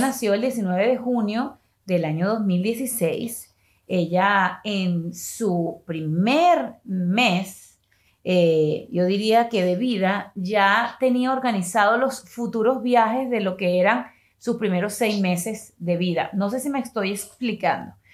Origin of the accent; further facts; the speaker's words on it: Venezuela; moved away; also born or lived in Miami, United States / Madrid, Spain; Yo nací en Venezuela